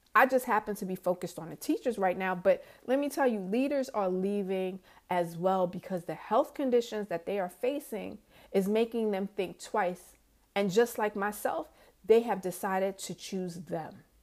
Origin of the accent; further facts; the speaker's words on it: New York, United States; moved away as an adult; also born or lived in Georgia; from New York.